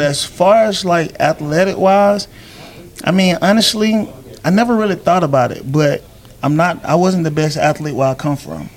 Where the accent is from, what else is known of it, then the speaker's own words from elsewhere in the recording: Griffin, Georgia, United States; small town country boy, born and raised in Griffin, Georgia